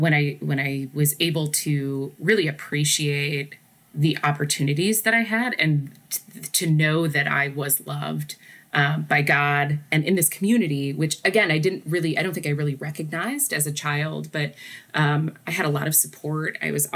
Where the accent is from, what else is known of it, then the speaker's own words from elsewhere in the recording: Nebraska, United States; moved away as an adult; now in Detroit, United States; they're like, where are you from? And I said, Nebraska.